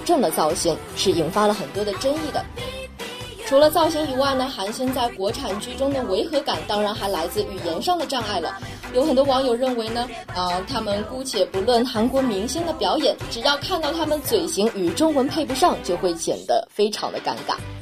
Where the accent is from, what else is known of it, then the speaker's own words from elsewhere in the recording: China; 我们中国人的学习能力的确是非常强的